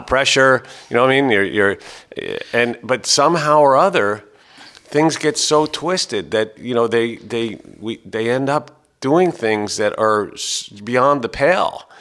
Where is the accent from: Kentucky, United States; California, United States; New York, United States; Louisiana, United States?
New York, United States; New York City; I was born in New York City